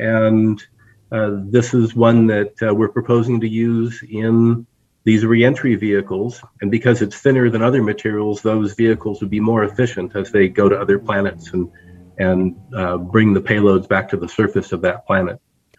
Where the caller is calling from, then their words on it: Flagstaff, Arizona, United States; This is my home office in Flagstaff, Arizona.